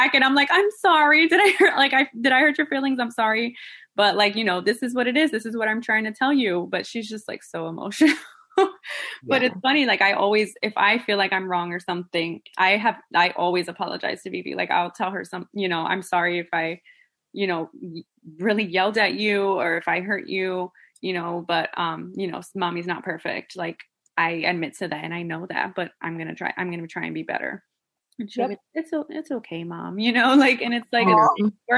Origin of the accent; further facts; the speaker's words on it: New Jersey, United States; I'm from, you know, I'm from Jersey